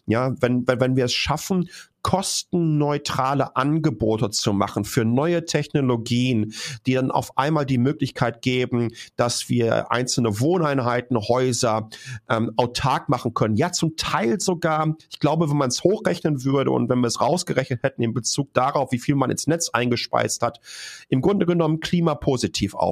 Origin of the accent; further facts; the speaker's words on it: North Rhine-Westphalia, Germany; Ich komme aus einer, ähm, ich komme aus dem Ruhrgebiet, ich komme aus einer Bergbaufamilie.